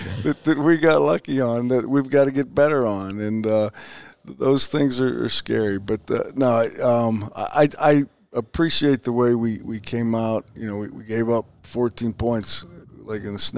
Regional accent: Youngstown, Ohio, United States; moved away; my hometown, Youngstown, Ohio.

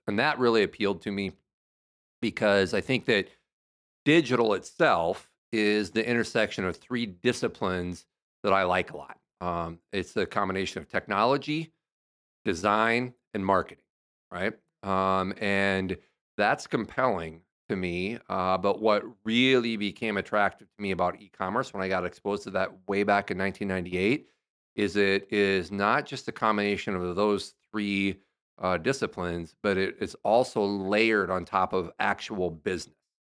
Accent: Nashua, Iowa, United States; moved away; my hometown is Nashua

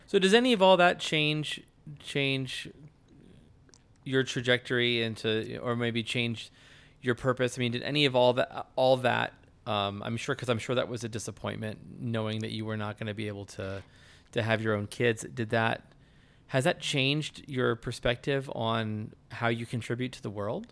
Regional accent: United States; as an American

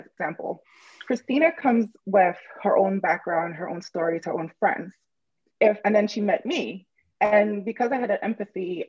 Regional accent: Dominica; now in New York, United States; I'm actually originally from the Caribbean, from an island called Dominica, not Dominican Republic, although that's beautiful too. But it's a very small island, and it used to be colonized by Britain, and we got independence in the 1970s. It's a very small island, and I was born in a very small village

